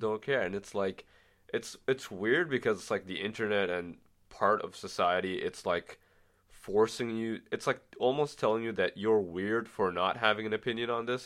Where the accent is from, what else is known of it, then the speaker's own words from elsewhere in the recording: Bahrain; now in Ottawa, Canada; I'm from the Middle East, from a small country called Bahrain